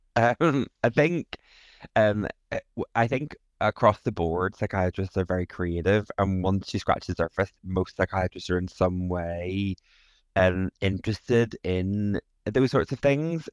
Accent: Northern Ireland, United Kingdom; moved away; also born or lived in England; I am originally from Northern Ireland, lived in England for a good bit and moved back to Northern Ireland recently.

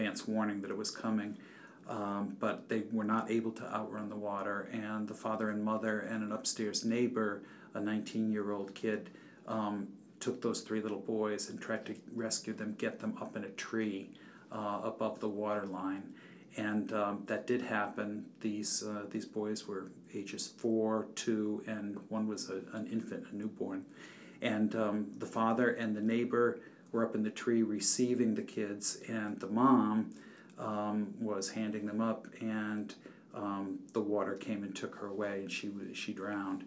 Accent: Norwich, Connecticut, United States; my hometown of Norwich, Connecticut.

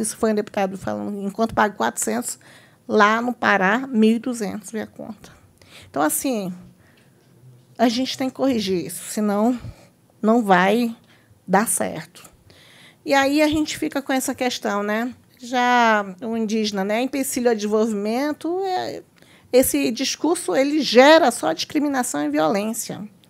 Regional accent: Brazil

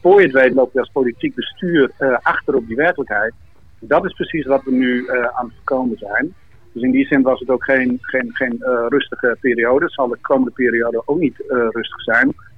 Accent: Netherlands; in Marem, waar ik geboren ben

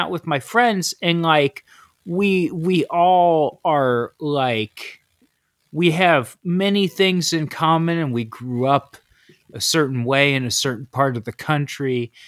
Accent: Ohio, United States; I listened to … because I grew up in Ohio.

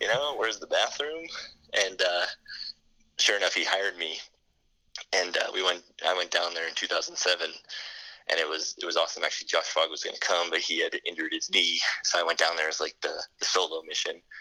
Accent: United States; myself being American in a foreign, you know, country

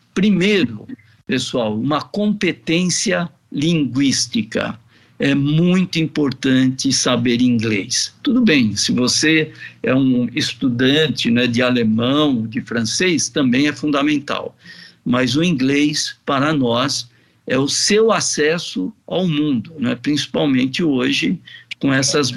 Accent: Brazil; nós, como brasileiros

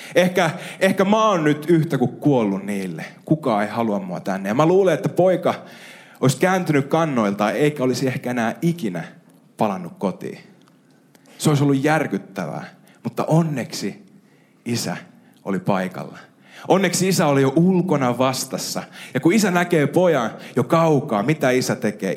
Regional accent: Ostrobothnia, Finland; meillä Pohjanmaalla

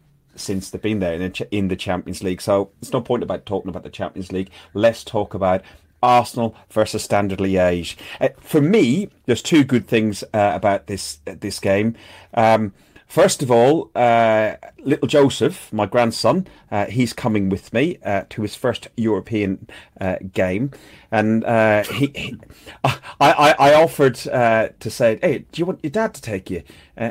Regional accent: Athlone, Leinster, Ireland; my hometown is Athlone Town in Ireland.

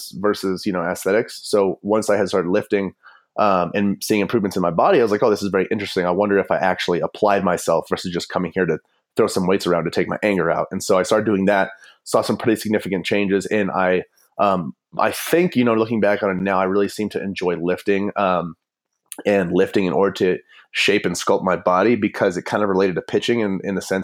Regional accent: Fort Collins, Colorado, United States; also born or lived in Fargo, North Dakota; I'm from Fort Collins

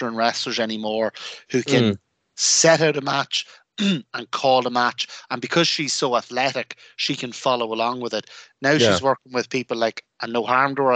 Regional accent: Ireland; an Irish wrestling fan

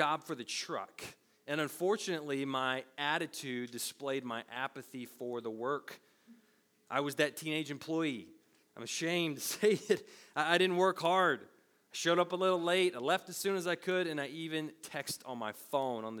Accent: United States; we're American citizens

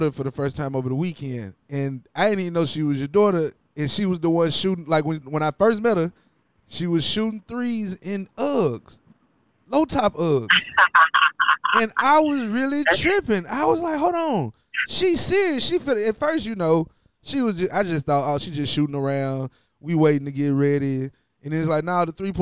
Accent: Ripley, Tennessee, United States; I grew up in Ripley, Tennessee.

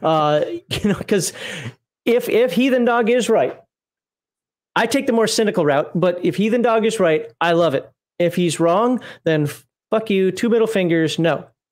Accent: United States; moved away; also born or lived in Germany; I'm an American

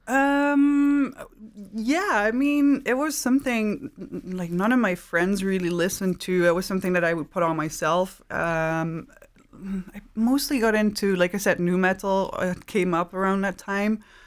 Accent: Maastricht, Limburg, Netherlands; I grew up in Maastricht. It's the south of the Netherlands

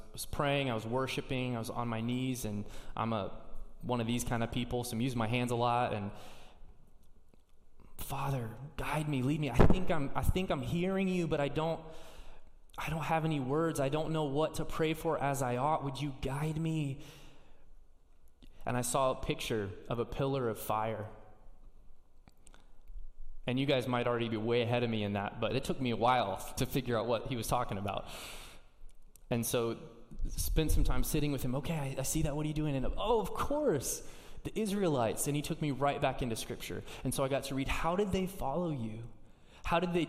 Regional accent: Indiana, United States; moved away as an adult; now in Seattle, United States; I'm from Indiana, dude. I just see cornfields

